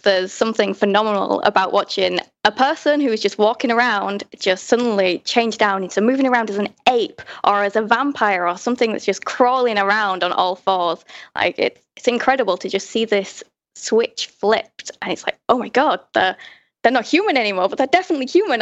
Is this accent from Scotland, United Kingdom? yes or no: no; Hull, Yorkshire and the Humber, United Kingdom; now in London, United Kingdom; I grew up in Hull in the north of England